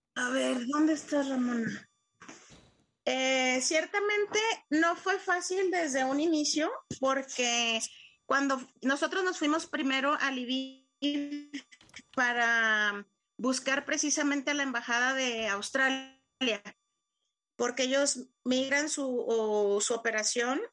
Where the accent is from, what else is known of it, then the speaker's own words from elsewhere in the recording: Mexico; moved away as an adult; now in Ukraine; yo soy de México